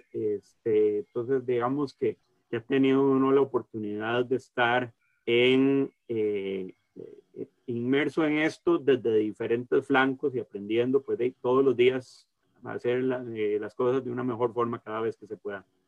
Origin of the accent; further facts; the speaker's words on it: San José, Costa Rica; also born or lived in Caribbean side of Costa Rica; soy de San José, pues de tener la, oportunidad de criarme, eh, pues de viajando por todo el país con mi papá